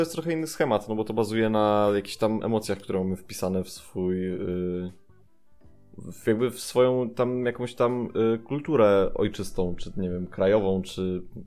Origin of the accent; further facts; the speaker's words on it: Tricity, Pomeranian Voivodeship, Poland; Pochodzę z Trójmiasta